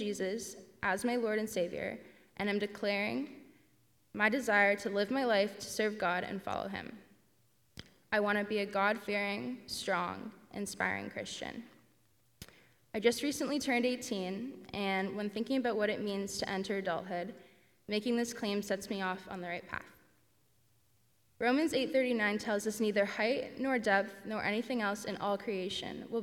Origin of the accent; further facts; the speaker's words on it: Ancaster, Ontario, Canada; I grew up in Ancaster